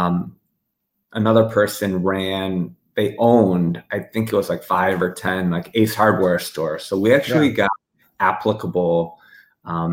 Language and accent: English; Frankfort, Illinois, United States; also born or lived in West Virginia; I was born right outside of Chicago, and I grew up in Frankfort